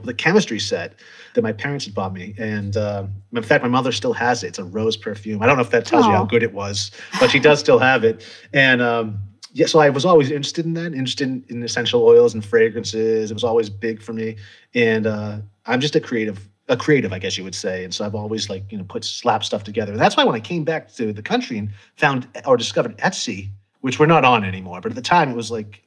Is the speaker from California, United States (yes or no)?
no; Massachusetts, United States; moved away as an adult; also born or lived in Montezuma, Costa Rica; I originally was born and raised in Massachusetts